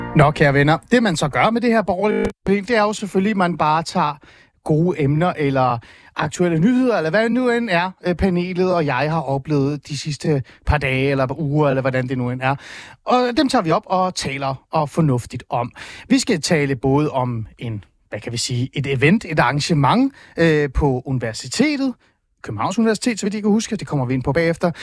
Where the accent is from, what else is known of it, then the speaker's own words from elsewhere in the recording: East Jutland, Central Denmark Region, Denmark; i Østjylland, hvor jeg er fra